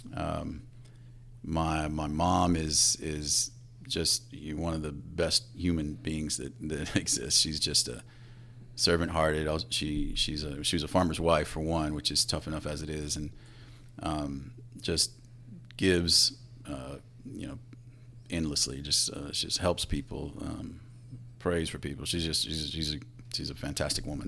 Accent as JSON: {"language": "English", "town": "Floresville", "region": "Texas", "country": "United States", "tie": "born or raised there", "said": "Floresville, Texas, about thirty miles south of San Antonio"}